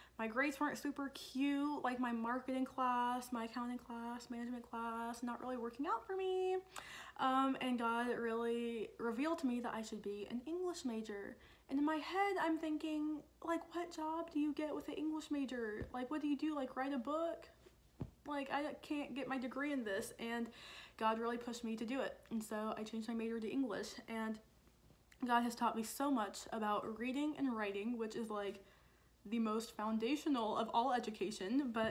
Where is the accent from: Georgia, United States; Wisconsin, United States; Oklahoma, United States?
Georgia, United States; Dunwoody; I'm from Dunwoody